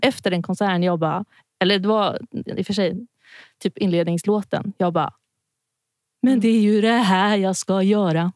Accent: Stockholm, Stockholm County, Sweden; also born or lived in Örebro; jag är från Stockholm, har gått musikutbildningar här och ja, när jag var liten så bodde jag även åtta år i Örebro

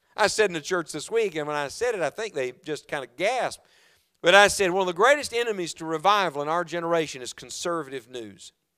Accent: West Virginia, United States; moved away; also born or lived in Knoxville, Tennessee; I am from West Virginia

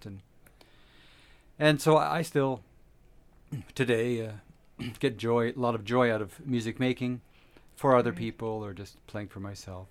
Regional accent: Ontario, Canada; now in Camrose, Canada; I was born in Ontario

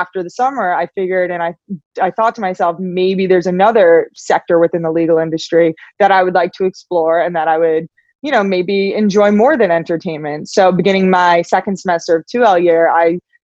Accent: New York, United States; moved away as an adult; also born or lived in Los Angeles; So I'm from New York. I'm a New Yorker at heart, but at 18 years old, I wanted to get as far away from New York as possible

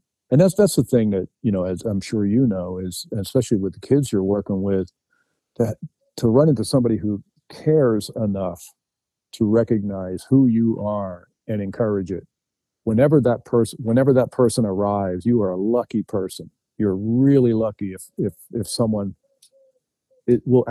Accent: New Jersey, United States; I grew up in New Jersey, it's right across the river from Philadelphia

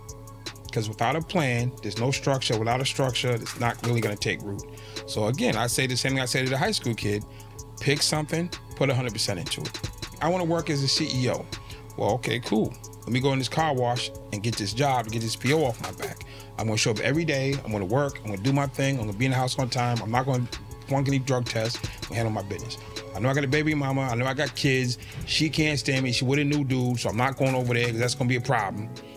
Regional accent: Boston, Massachusetts, United States; I'm from Boston

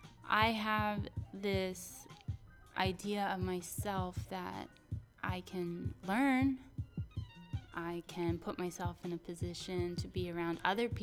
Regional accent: New Jersey, United States; now in California, United States; I'm from New Jersey

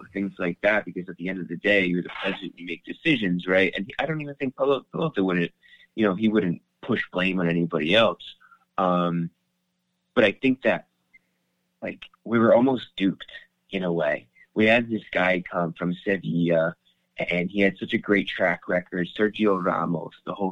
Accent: New Jersey, United States; now in Rome, Italy; I grew up in Jersey

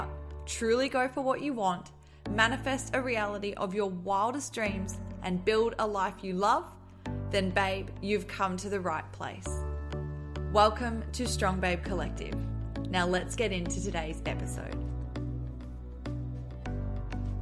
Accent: Queensland, Australia; moved away as an adult; also born or lived in Adelaide, South Australia / Gold Coast / Sunshine Coast / Brisbane; now in Melbourne, Australia; I have lived in Queensland my entire life. I was born in Adelaide in South Australia, but we moved when I was 2. And so I've literally grown up in Queensland along the coast.

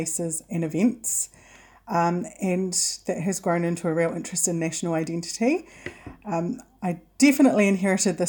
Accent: South Island, New Zealand; I grew up in the South Island

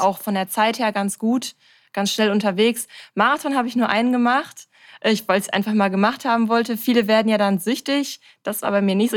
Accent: Bochum, North Rhine-Westphalia, Germany; Ich bin 32 Jahre alt und komme aus Bochum

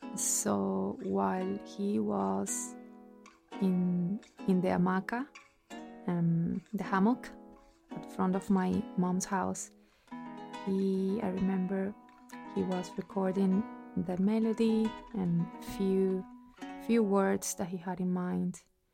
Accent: Venezuela; moved away; I am from Venezuela and I am Danny's wife.

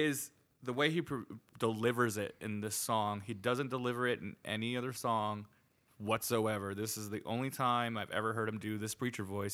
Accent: New Jersey, United States; accent: East Coast; I'm from New Jersey

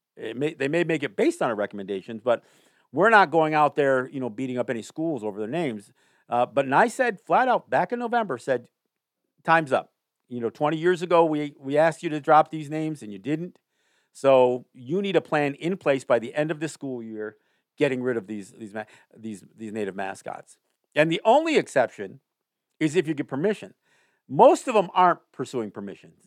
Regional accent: Kahnawake, Quebec, Canada; I'm Mohawk, but I'm from Ganawage

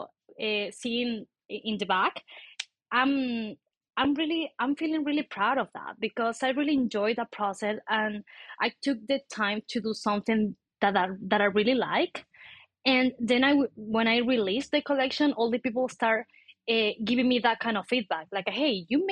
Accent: Argentina; now in Mexico City, Mexico; I'm from Argentina, but I'm living in Mexico City.

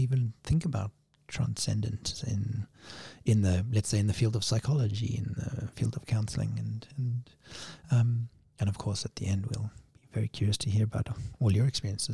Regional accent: Cape Town, Western Cape, South Africa; Growing up in Cape Town, Cape Town used to be known as the Cape of Storms

